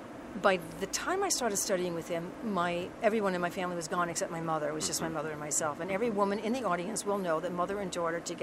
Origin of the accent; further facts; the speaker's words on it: New York, United States; I'm a New Yorker.